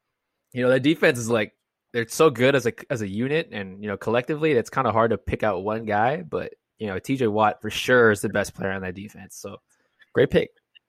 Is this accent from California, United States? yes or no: yes; Los Angeles, California, United States; from my hometown, Los Angeles